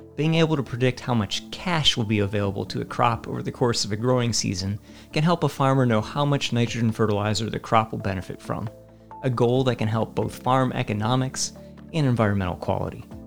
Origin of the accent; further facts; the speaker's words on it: Virginia, United States; Where I grew up in Virginia